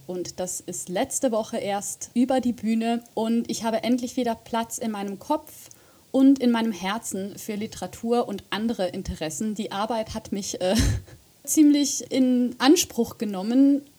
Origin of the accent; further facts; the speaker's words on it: Switzerland; moved away as an adult; also born or lived in Göttingen, Germany; now in Zurich, Switzerland; bin ich äh, von Deutschland wieder zurück in meine Heimat gezogen